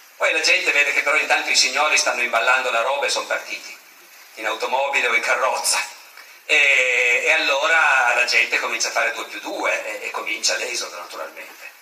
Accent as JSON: {"language": "Italian", "region": "Piedmont", "country": "Italy", "said": "io sono piemontese"}